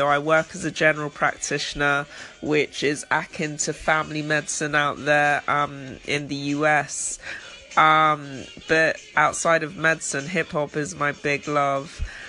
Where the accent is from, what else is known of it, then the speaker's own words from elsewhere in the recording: London, United Kingdom; I'm from London in the UK.